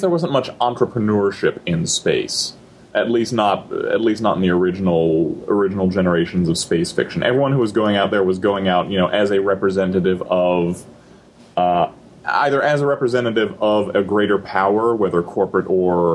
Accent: United States; we're all American

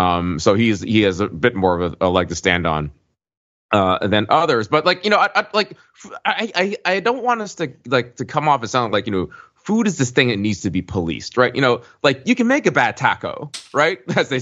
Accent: Birmingham, Alabama, United States; moved away; I'm from one of those towns. I grew up in Birmingham, Alabama.

